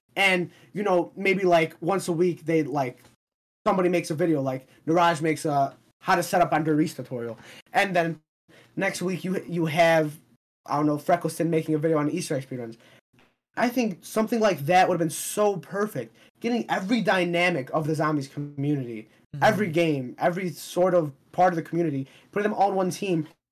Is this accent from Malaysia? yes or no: no; Palestine; I'm from Palestine.